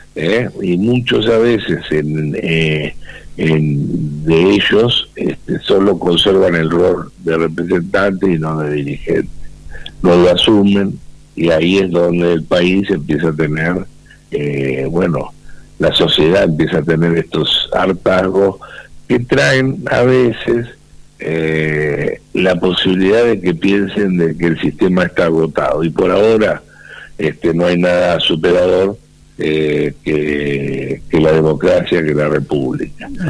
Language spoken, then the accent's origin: Spanish; Mechongué, Buenos Aires Province, Argentina; de Mechonguén, en mi pueblo